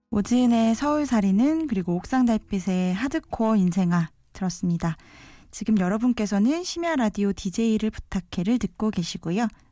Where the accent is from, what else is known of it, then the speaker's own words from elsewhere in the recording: Daejeon, South Korea; moved away as an adult; now in Seoul, South Korea; 원래 고향은 대전이에요. 어, 태어나서 대학 졸업할 때까지 계속 출장 쭉 대전에서 살았거든요. 대전 토박이에요.